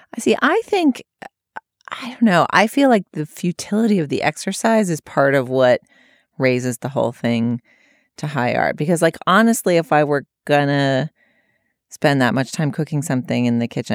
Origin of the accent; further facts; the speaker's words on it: California, United States; I'm from California